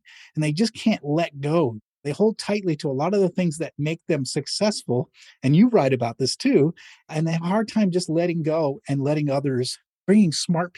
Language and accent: English; Manchester, New Hampshire, United States; moved away; I grew up in Manchester, New Hampshire, a small New England city